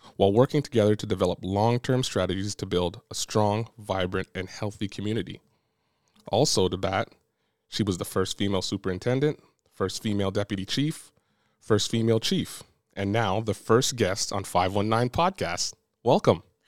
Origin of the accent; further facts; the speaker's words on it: Brampton, Ontario, Canada; moved away as an adult; now in Windsor, Canada; I'm from Brampton too